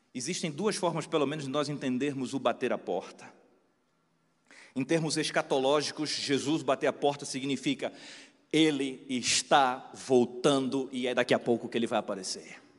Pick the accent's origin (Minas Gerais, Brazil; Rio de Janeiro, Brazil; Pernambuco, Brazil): Pernambuco, Brazil; now in Sorocaba, Brazil; Nos conhecemos em Pernambuco, somos de Pernambuco